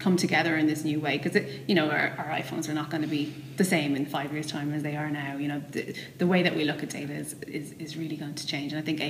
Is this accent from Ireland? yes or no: yes; Dublin, Ireland; I went to Ballyfermot.